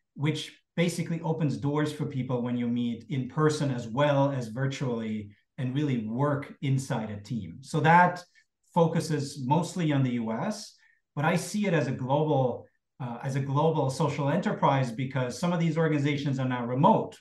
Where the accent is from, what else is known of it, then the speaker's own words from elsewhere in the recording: Berlin, Germany; growing up in, in Cold War West Berlin